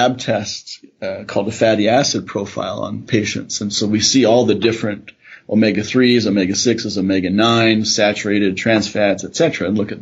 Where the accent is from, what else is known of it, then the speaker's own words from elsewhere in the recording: Canada; now in Calgary, Canada; I'm a Canadian. My family are grain farmers in Saskatchewan.